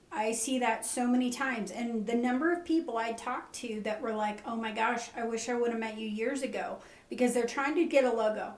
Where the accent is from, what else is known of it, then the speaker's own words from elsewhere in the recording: Nevada, United States; also born or lived in California; now in Burns, United States; we moved to Nevada when I was 10. Uh, grew up on the TS Ranch